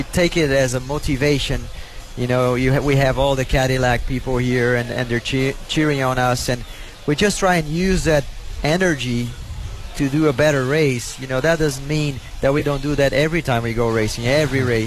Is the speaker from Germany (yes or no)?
no; Brazil; English is a second language; moved away; We're from Brazil